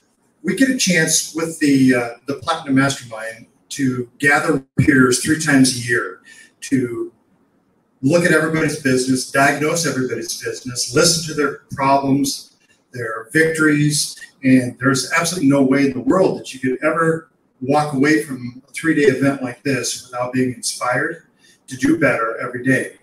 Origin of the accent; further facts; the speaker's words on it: Tennessee, United States; we're from the Central Tennessee area.